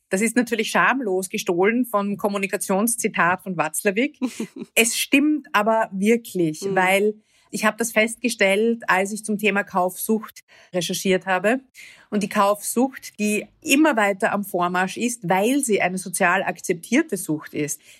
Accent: Vienna, Austria; Ich bin aus Wien, aus Österreich

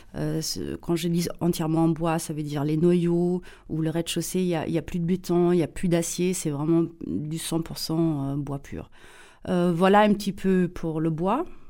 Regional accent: Saarbrücken, Saarland, Germany; accent: German; French is a second language; moved away; also born or lived in Paris, France; je suis allemande, mais allemande euh, née près de la frontière franco-allemande, à Saarbrücken. Euh, la frontière avec la France était à 800 mètres euh, de notre maison familiale

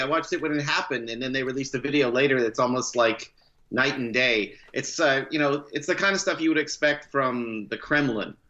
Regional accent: Canada; also born or lived in California, United States; now in Oakland, United States; I am a Canadian uh, dual citizen. I am. I'll never not be Canadian.

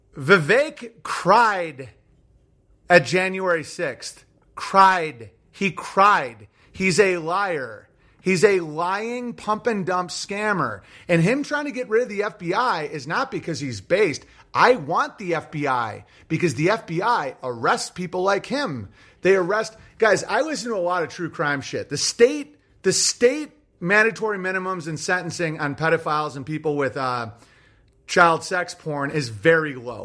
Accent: United States; I'm an American

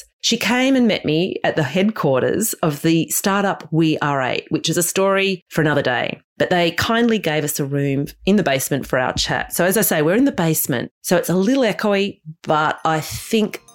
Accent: Australia; as an Australian

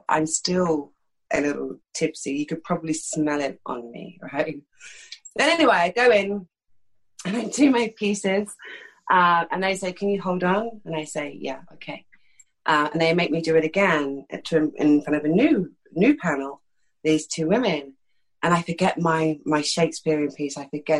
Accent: London, United Kingdom; accent: East London; I'm from East London. This accent's totally affected. I grew up speaking like that, do you know what I mean? That's how I grew up speaking.

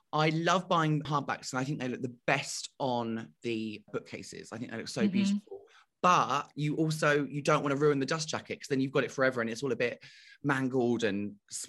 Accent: United Kingdom; I'm so British

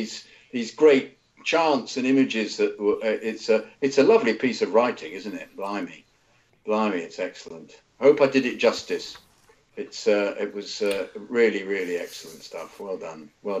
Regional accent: India; I was born and raised in India, and it was back in 2001 too they started broadcasting the Premier League properly in India.

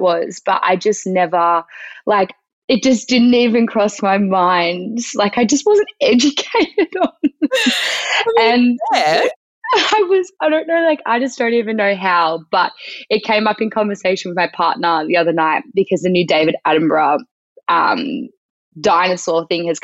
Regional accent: Melbourne, Victoria, Australia; moved away as an adult; now in Sydney, Australia; I grew up in Melbourne, down on the coast of the Mornington Peninsula, a very nice spot in Victoria.

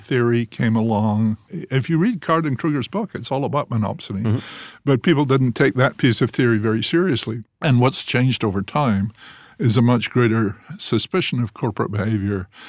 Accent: Scotland, United Kingdom; moved away as an adult; also born or lived in England; now in United States; growing up in Scotland, where we always sort of feel we're a colony of England

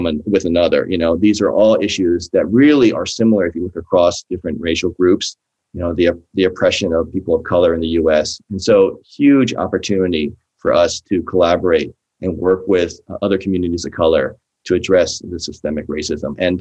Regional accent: East Coast, United States; now in California, United States; I grew up on the East Coast.

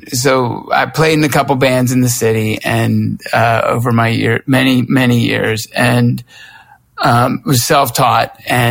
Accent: Lawrenceville, Georgia, United States; moved away as an adult; also born or lived in Myrtle Beach, South Carolina; when I grew up in Lawrenceville, Georgia

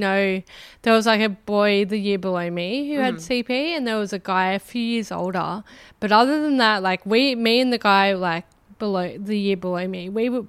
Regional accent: Wagga Wagga, New South Wales, Australia; also born or lived in Northern Rivers; I grew up in Wagga Wagga.

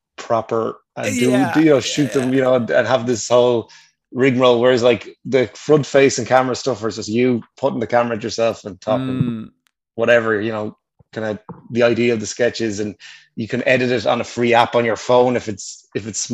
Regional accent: Wicklow, Leinster, Ireland; now in Dublin, Ireland; I'm from Wicklow. I'm based in Dublin last while.

